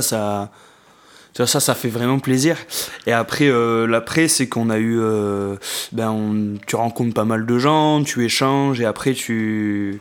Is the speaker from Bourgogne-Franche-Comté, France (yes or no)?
no; Marseille, Provence-Alpes-Côte d'Azur, France; en tant que Marseillais